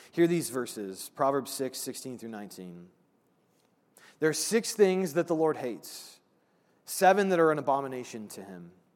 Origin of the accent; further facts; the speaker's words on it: Brownsburg, Indiana, United States; Brownsburg, the town I grew up